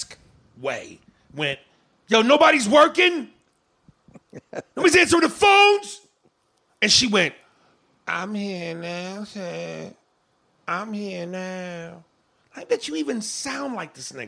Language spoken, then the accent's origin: English; New York, United States; I'm from New York, I'm a nigga, I'm a black dude